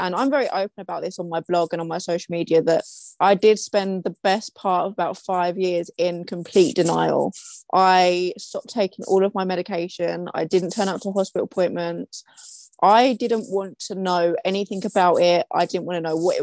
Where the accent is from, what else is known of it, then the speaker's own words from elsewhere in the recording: London, United Kingdom; I am from London in the UK